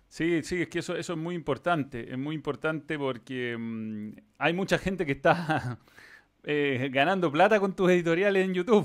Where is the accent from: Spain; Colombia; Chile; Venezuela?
Chile; Acá en Chile